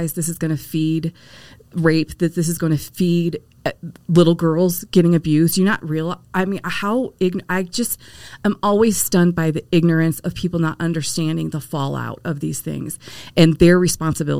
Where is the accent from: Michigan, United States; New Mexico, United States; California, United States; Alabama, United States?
Michigan, United States; Detroit; I was born in Detroit. And when you are born in Detroit, the Motor City, you don't pick your religion